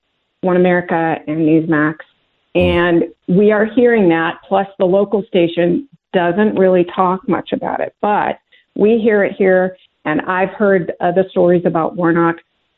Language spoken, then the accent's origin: English; California, United States; moved away as an adult; now in North Georgia, United States; But as far as California, I lived there all my life. I voted in every election since I was old enough to vote, which was Reagan. I'm 60 now.